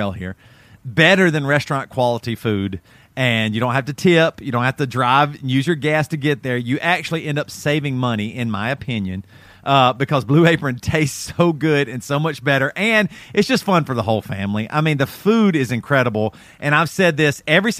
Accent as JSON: {"language": "English", "town": "Greer", "region": "South Carolina", "country": "United States", "tie": "born or raised there", "also_born_or_lived": "Florence, South Carolina", "said": "I grew up in Greer, South Carolina"}